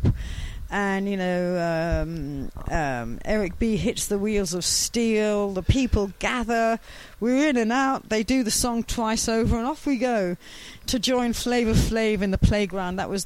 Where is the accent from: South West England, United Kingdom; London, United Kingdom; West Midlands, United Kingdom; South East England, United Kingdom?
London, United Kingdom; I was from West London.